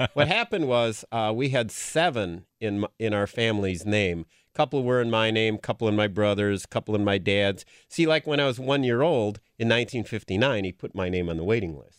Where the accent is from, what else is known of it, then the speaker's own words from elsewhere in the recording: Green Bay, Wisconsin, United States; growing up in the Bay Area